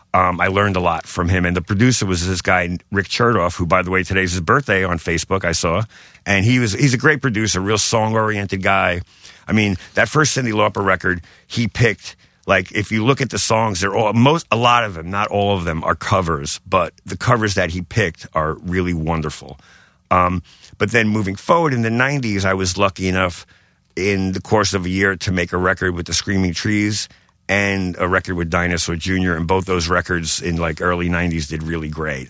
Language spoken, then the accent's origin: English; New York City, New York, United States; I grew up in Bensonhurst, Brooklyn